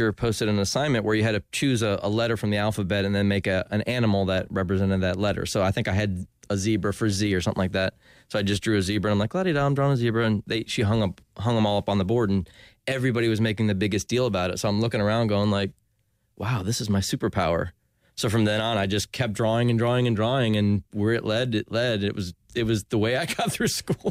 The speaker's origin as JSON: {"language": "English", "town": "Ormond Beach", "region": "Florida", "country": "United States", "tie": "born or raised there", "also_born_or_lived": "New Jersey / Winter Park, Florida", "said": "I grew up in Ormond Beach."}